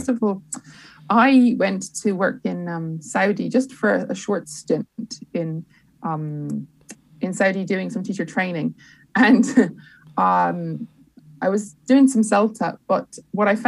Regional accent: Dublin, Leinster, Ireland; also born or lived in London; now in Dublin, Ireland; I'm from Dublin, but I live in London

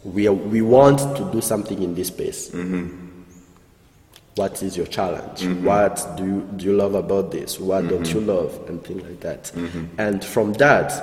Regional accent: Rwanda; we are from Rwanda

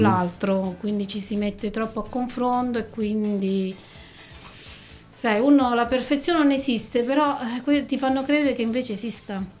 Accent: Nereto, Abruzzo, Italy; io che vengo da Nereto

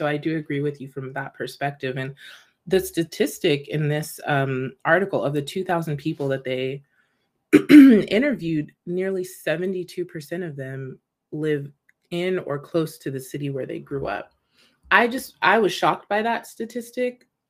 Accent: United States; but obviously I'm American.

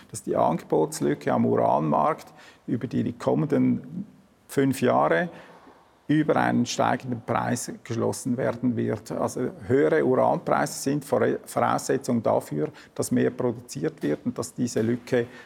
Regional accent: Switzerland; Also es steht mir natürlich als, als Schweizer nicht an, äh

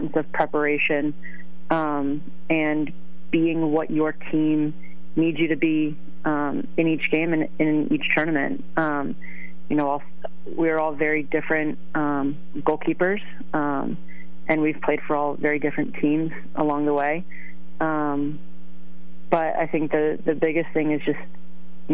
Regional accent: Stratford, Connecticut, United States; moved away as an adult; also born or lived in Boston; I did grow up in Connecticut, New Englander through and through

